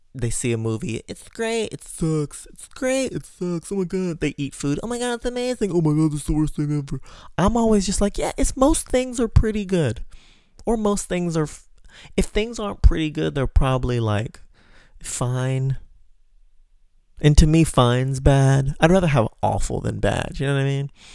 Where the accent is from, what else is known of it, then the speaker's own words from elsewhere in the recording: Texas, United States; moved away as an adult; Now I'm trying to get resettled in my hometown in Texas. That's where I'm from